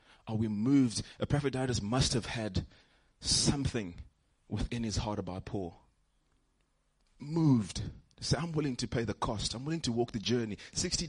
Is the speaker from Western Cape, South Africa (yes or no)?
no; Johannesburg, Gauteng, South Africa; I'm from Joburg